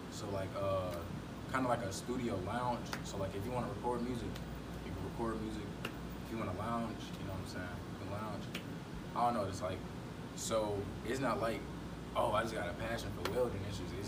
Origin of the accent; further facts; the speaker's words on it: Georgia, United States; moved away; I'm originally from Georgia